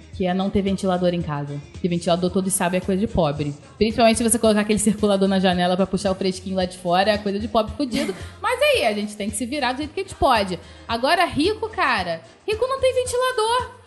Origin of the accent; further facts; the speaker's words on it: Macaé, Rio de Janeiro, Brazil; Eu nasci em Macaé